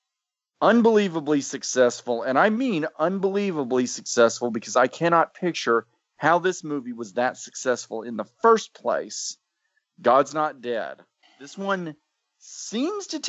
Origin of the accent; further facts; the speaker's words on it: Little Rock, Arkansas, United States; this thing was shot in my hometown